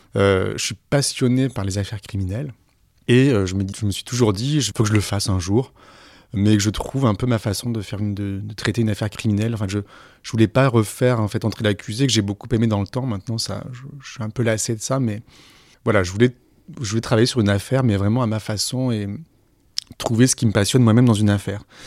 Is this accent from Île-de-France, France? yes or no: no; Aix-en-Provence, Provence-Alpes-Côte d'Azur, France; moved away as an adult; also born or lived in Senegal; now in Paris, France; ma ville natale, Aix-en-Provence